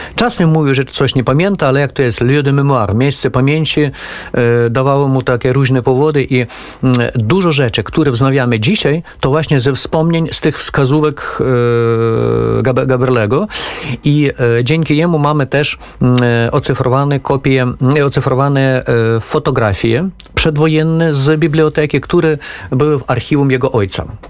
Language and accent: Polish; Ukraine; jako Ukrainiec